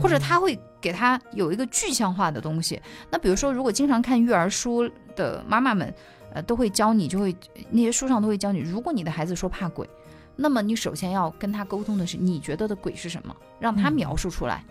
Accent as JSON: {"language": "Chinese", "region": "Sichuan", "country": "China", "moved": "yes", "lives_now": "Yunnan, China", "said": "我们四川那边叫熊家婆"}